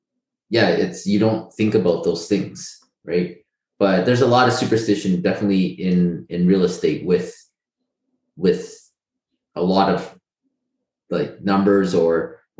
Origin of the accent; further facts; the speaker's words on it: Calgary, Alberta, Canada; growing up in Canada as an Asian, Calgary